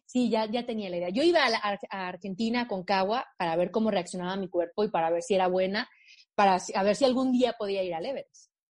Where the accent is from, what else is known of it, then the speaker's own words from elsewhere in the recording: Aguascalientes, Mexico; moved away as an adult; also born or lived in Mexico City; Yo soy de Aguascalientes, en el centro de México